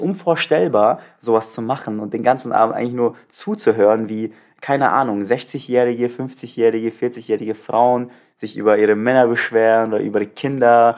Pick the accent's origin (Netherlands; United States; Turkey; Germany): Turkey; moved away; Ich habe meine Heimat gesehen